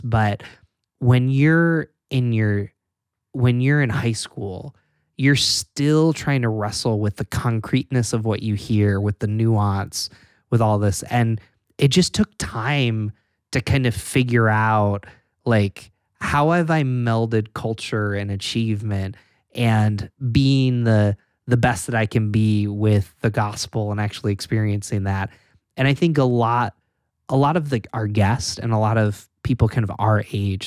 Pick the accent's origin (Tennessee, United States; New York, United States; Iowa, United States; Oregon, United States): New York, United States; Endicott; now in Rochester, United States; I grew up in Bingham to New York, actually Endicott